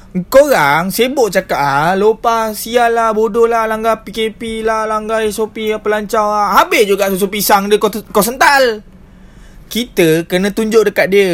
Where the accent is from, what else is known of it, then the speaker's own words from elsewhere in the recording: Malaysia; kita sebagai rakyat Malaysia